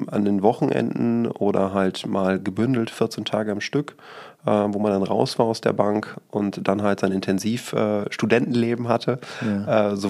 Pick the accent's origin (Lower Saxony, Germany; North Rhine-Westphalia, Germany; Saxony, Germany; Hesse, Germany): North Rhine-Westphalia, Germany; Rodde; now in Düsseldorf, Germany; Ich bin äh, gebürtiger Münsterländer, äh, komme ursprünglich aus Rodde. Das ist ein kleines Dorf bei Rheine und gehört äh, zum Münsterland